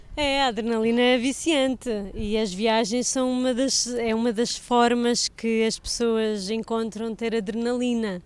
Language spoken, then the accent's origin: Portuguese; Portugal